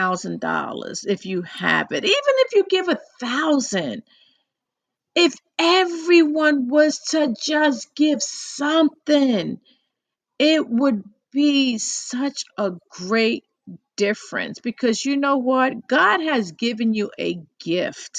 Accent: New York City, New York, United States; accent: New York; I'm from New York and I was born and raised in the Bronx, and I struggle growing up in the Bronx in the 60s, 70s

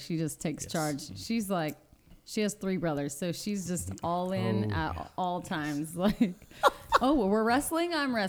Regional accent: Washington, United States; Yep, yep, sure am.

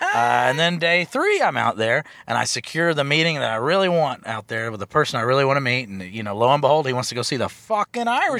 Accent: the South, United States; I am from the South.

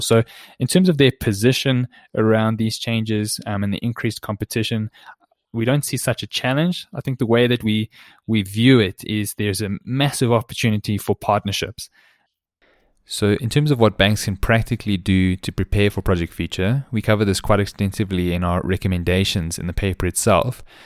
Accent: South Africa

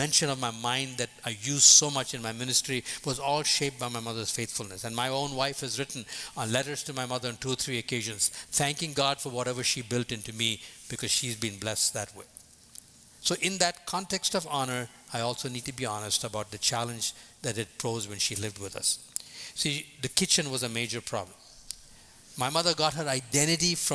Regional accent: India; moved away as an adult; also born or lived in Boston; from the time I was born in India till the time I left at the age of 22 to come to Boston

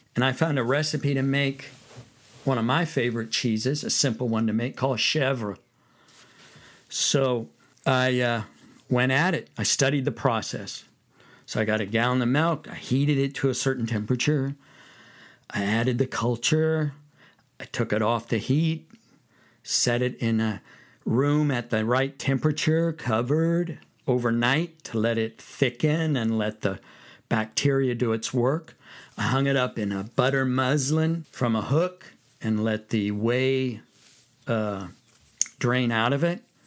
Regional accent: Fresno, California, United States; moved away; I'm from California. California boy.

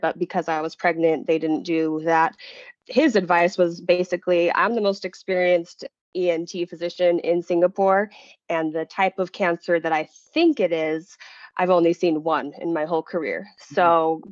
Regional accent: Utah, United States; also born or lived in Rhode Island; I was born and raised in Utah

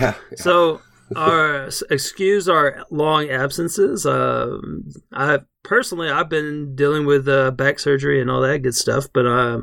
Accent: Texas, United States; I grew up in Texas, and we only had like

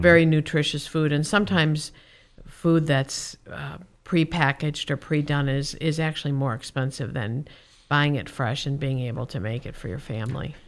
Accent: Chicago, Illinois, United States; now in Whitefish, United States; I'm from Chicago

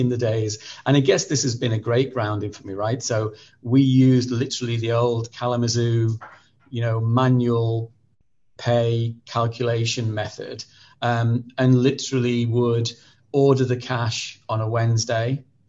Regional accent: North West England, United Kingdom; accent: Merseyside; So, you know, north, south, and originally I'm from Merseyside. And so I've tended to sort of squash my accent a little bit from a very early age.

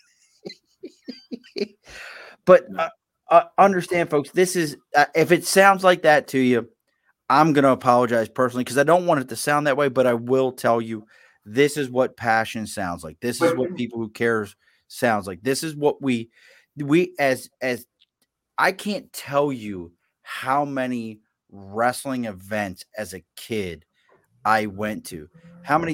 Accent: Baltimore, Maryland, United States; Growing up in Baltimore

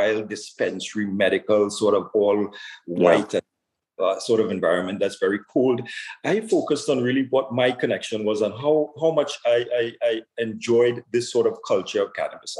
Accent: Trinidad & Tobago; now in Ontario, Canada; I was born in Trinidad and Tobago

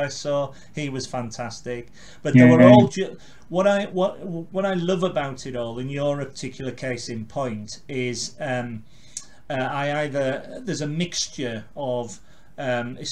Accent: Carlisle, North West England, United Kingdom; now in London, United Kingdom; I live and work in London, but my hometown's Carlisle, home city, and I go back up quite a bit there

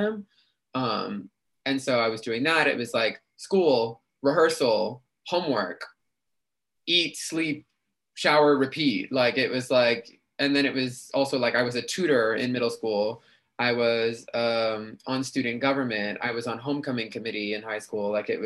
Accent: New York City, New York, United States; also born or lived in Queens, New York City; Was born in Queens, but grew up in the Bronx

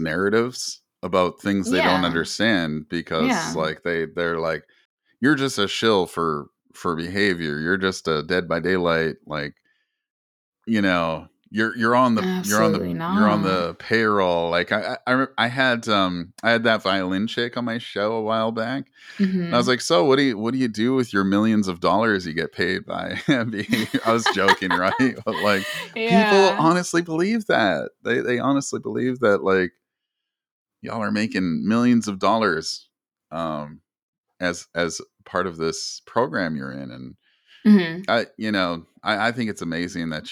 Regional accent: Canada; I'm Native Canadian

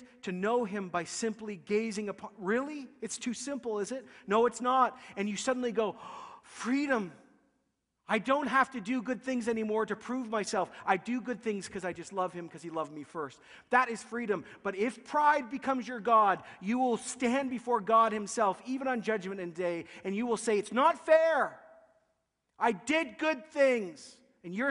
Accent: Canada; We're kind people. We're religious people. We're Canadian

